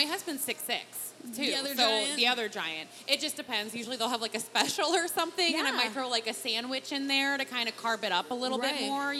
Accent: the Chesapeake, Maryland, United States; now in Colorado Springs, United States; I grew up on the Chesapeake, so I grew up picking crabs.

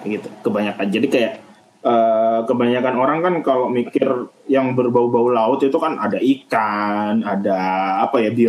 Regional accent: Java, Indonesia; Aku wong Jawa aslinya.

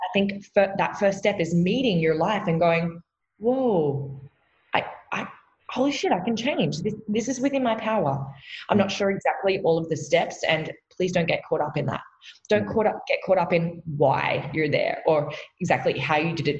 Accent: Australia; I am an Aussie from down under

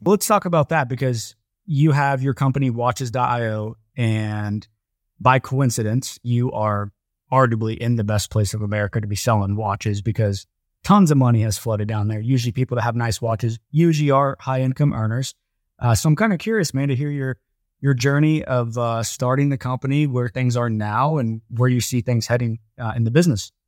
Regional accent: Columbus, Ohio, United States; I'm from Columbus, Ohio

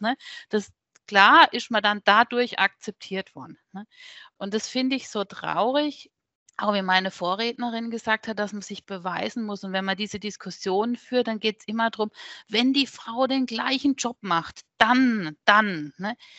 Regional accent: Neckarbischofsheim, Baden-Württemberg, Germany; Mosbach ist von meinem Heimatort hier nur 20 Minuten weg

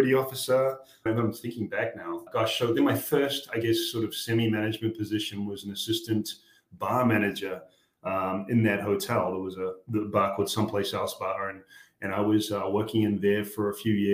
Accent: New Zealand; we grew up in really small town New Zealand.

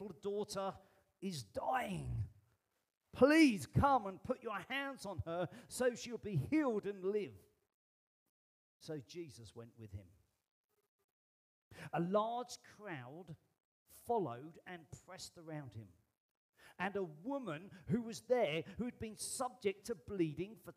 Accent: United Kingdom; I am British

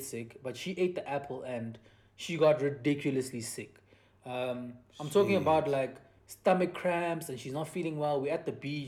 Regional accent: Durban, KwaZulu-Natal, South Africa; moved away; as Indian people that are from Durban, every time we go to Durban, we always want to get a taste of that culture again

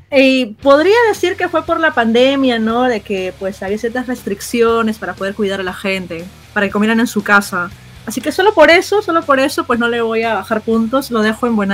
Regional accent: Peru; Como peruanas hemos comido pollo pues casi un montón de fines de semana

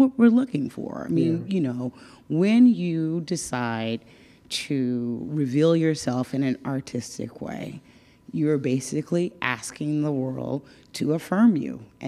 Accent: Dallas, Texas, United States; moved away as an adult; now in New York, United States; I am from Dallas

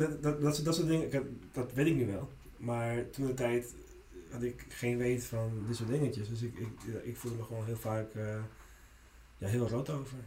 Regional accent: Netherlands; first language Spanish; Dutch is a second language; also born or lived in Lima, Peru / Friesland; now in Amsterdam, Netherlands; ik ben hier gewoon opgegroeid

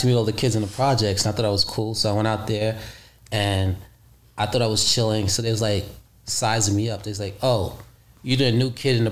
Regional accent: New York City, New York, United States; also born or lived in Costa Rica; I'm from the streets of Brooklyn, New York. I was born in Costa Rica.

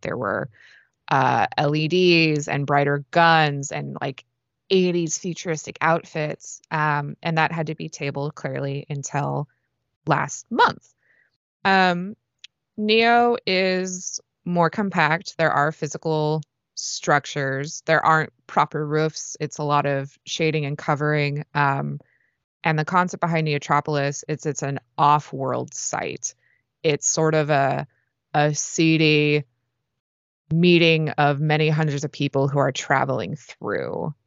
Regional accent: San Francisco, California, United States; moved away as an adult; now in Los Angeles, United States; I'm from the Bay Area, San Francisco, more or less

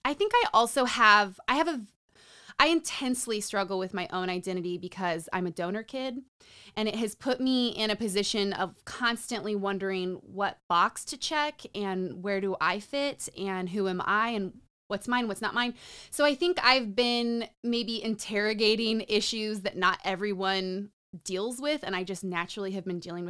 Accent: New Mexico, United States; also born or lived in Nevada / California / Utah / Colorado; So I grew up in Nevada, California, Utah, Colorado, New Orleans, and New Mexico.

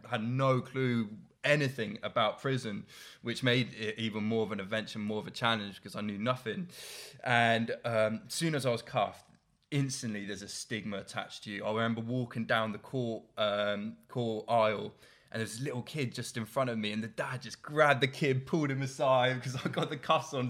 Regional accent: Oxfordshire, South East England, United Kingdom; I'm from Oxon.

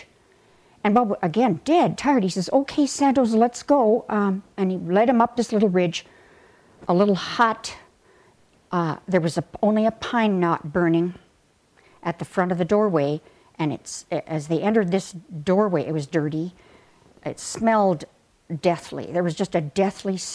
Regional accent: Sylvan Lake, Alberta, Canada; I was growing up in Sylvan Lake

